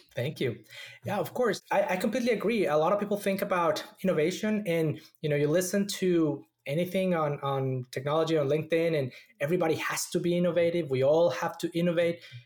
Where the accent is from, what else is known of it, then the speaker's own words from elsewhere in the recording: Mexico City, Mexico; moved away as an adult; also born or lived in Austin, Texas; now in Silicon Valley, United States; I was born and raised in Mexico City